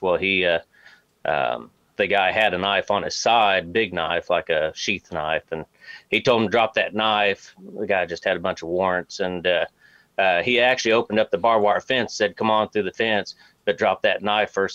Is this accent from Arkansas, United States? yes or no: yes; Arkansas, United States; moved away as an adult; also born or lived in Springfield, Missouri; now in Missouri, United States; I'm actually originally from Arkansas